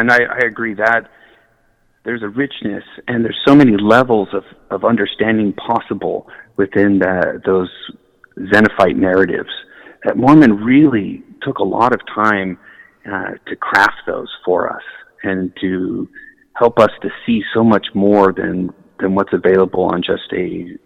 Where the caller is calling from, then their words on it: India; I'm here in India.